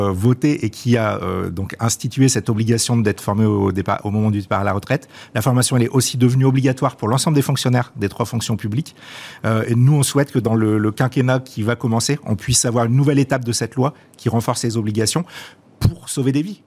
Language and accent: French; France; chez nous en France